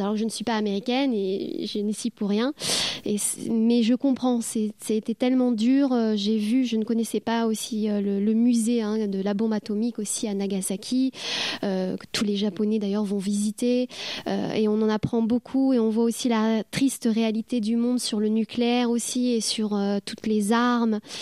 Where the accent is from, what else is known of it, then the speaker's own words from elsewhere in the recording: France; moved away as an adult; also born or lived in Japan / New Zealand; now in Caen, France; je suis française